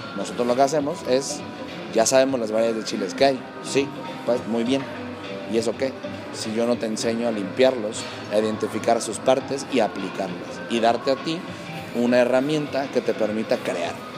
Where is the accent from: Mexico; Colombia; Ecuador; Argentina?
Mexico; como mexicano, como cocinero mexicano